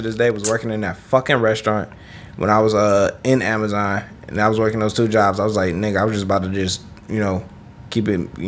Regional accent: Detroit, Michigan, United States; I'm a nigga from Detroit

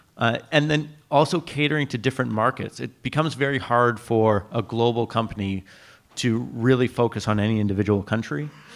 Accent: Canada; as a Canadian

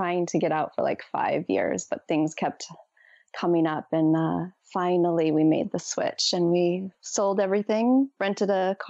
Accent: Midwest, United States; also born or lived in New York; now in Los Angeles, United States; I recently moved to LA, as we just said, from New York. So I was out there for about 20 years and I grew up in the Midwest.

